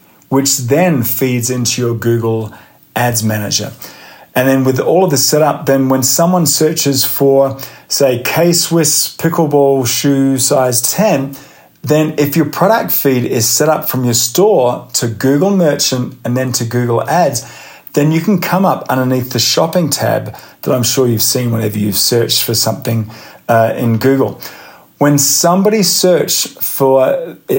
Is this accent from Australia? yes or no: yes; Australia; moved away as an adult; now in United States